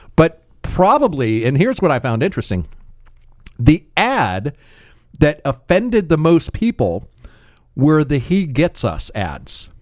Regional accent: United States; I am still an American

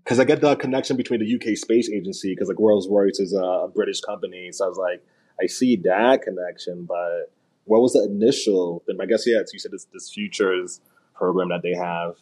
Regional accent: New York, United States; Me as a New Yorker

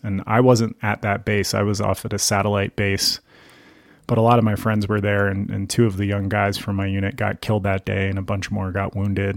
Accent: Gaithersburg, Virginia, United States; moved away as an adult; also born or lived in central Pennsylvania; now in Livingston, United States; I grew up in the suburbs of Washington, D C, in a place called Gaithersburg

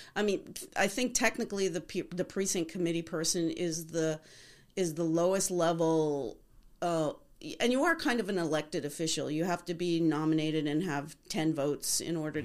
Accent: Liberty, New York, United States; now in Arizona, United States; We grew up in the Catskills in a little town okay. called Liberty, New York

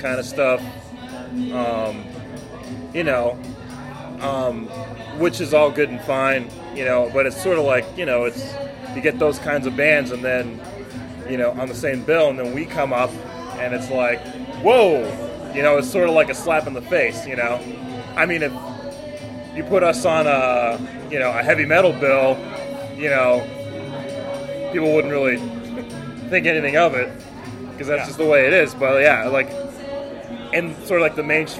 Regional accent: Harlingen, Texas, United States; now in Denver, United States; I grew up in a town called Harlingen, Texas

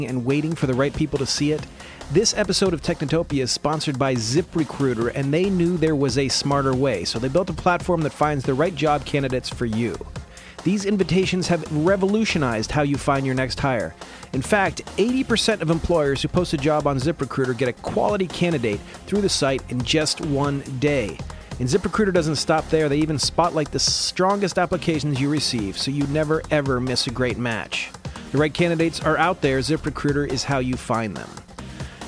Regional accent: Columbus, Ohio, United States; I'm from Columbus

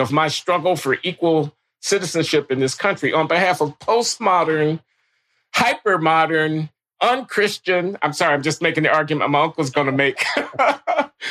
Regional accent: Chicago, Illinois, United States; moved away; some of the people I grew up with back on the South Side of Chicago

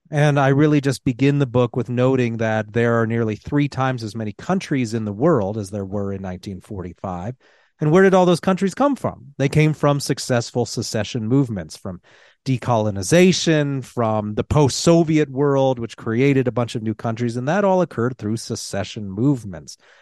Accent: Colorado, United States; my home state of Colorado

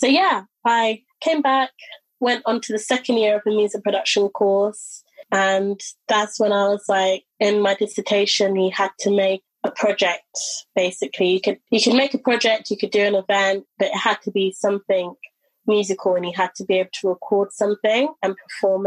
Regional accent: London, United Kingdom; also born or lived in Brighton; I decided to come back to London, my hometown.

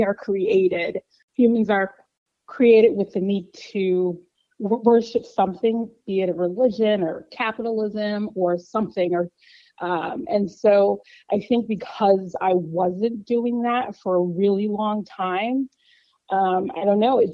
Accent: Chicago, Illinois, United States; I grew up in Chicago, left a couple times for work, but now I'm back

